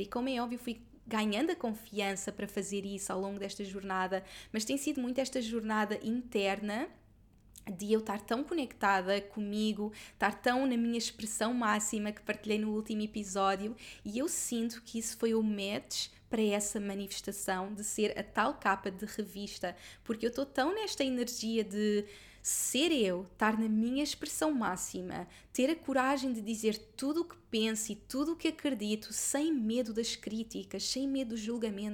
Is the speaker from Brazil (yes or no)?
no; Lisbon area, Portugal; nesta zona onde eu sempre vivi, porque eu sempre vivi na mesma zona. Esta casa é tipo a dois minutos da casa dos meus pais